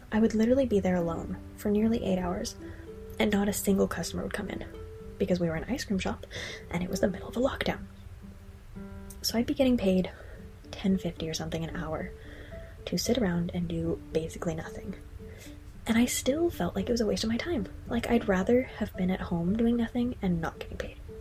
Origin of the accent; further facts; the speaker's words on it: United States; moved away as an adult; also born or lived in Ireland; an American citizen abroad